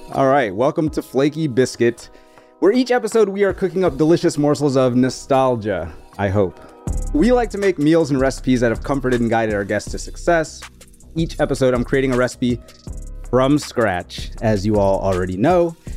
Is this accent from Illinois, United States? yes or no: no; New Orleans, Louisiana, United States; we are from New Orleans